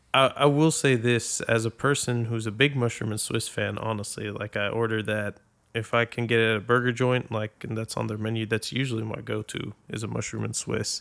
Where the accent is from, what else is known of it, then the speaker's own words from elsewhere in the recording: Boston, Massachusetts, United States; also born or lived in Saudi Arabia / Abu Dhabi; now in Arlington, United States; I'm originally from Boston, Massachusetts